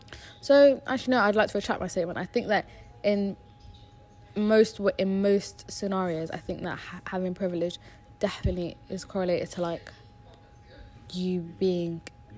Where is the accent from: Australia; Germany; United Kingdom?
Germany; born there; because I was born in Germany, because I don't literally just don't have an accent